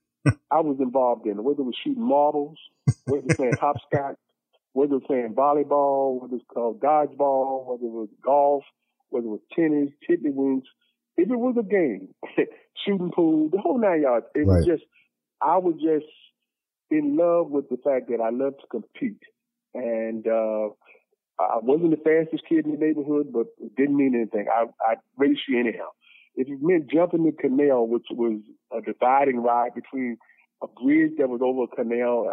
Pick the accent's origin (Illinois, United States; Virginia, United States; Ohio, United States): Virginia, United States; Newport News; moved away as an adult; I grew up in Newport News, Virginia, which is in the Tidewater area of Virginia